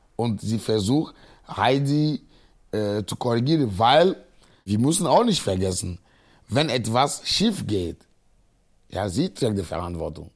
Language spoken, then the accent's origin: German; Agoè, Maritime, Togo; moved away as an adult; now in Cologne, Germany; Ich komme aus Agoy, äh, das ist ein äh, Dorf, 19 Kilometer von Lome ist, unsere Hauptstadt.